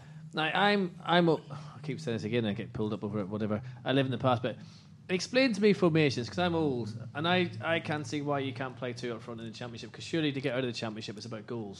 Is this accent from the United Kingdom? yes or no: yes; Northern Irish, Northern Ireland, United Kingdom; because I'm Northern Irish